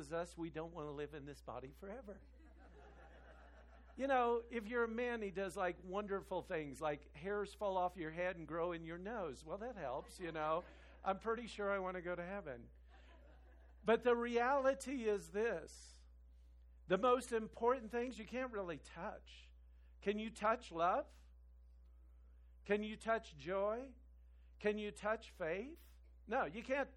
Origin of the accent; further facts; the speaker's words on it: Kansas, United States; moved away; I'm from Kansas